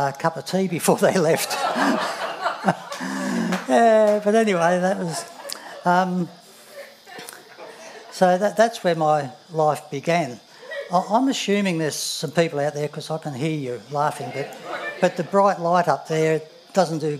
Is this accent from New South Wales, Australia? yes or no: yes; Schofields, New South Wales, Australia; I grew up in Schofields and till I was about 18.